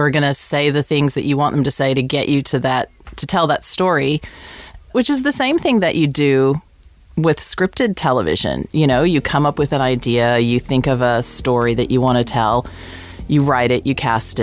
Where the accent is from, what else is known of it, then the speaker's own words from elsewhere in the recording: United States; moved away as an adult; also born or lived in England; now in Australia; growing up in America, you can probably tell from my weird accent, I grew up in the States